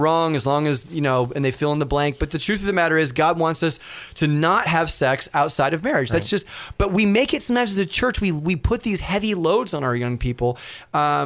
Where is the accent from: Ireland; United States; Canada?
United States; Los Angeles, California; I'm from Los Angeles